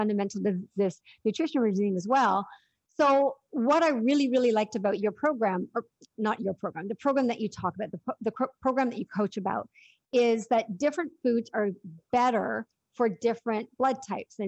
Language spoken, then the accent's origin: English; Canada; being Canadian